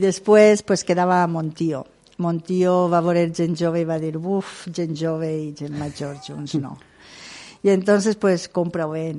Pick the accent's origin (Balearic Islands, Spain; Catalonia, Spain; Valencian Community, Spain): Valencian Community, Spain; Ondara